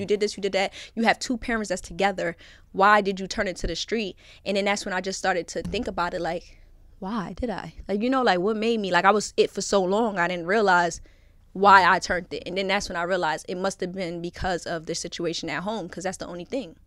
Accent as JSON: {"language": "English", "town": "New York City", "region": "New York", "country": "United States", "tie": "born or raised there", "said": "born and raised in Brooklyn"}